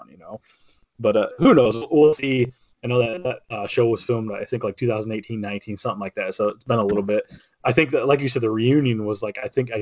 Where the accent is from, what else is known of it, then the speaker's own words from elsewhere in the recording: United States; I grew up on Lake Erie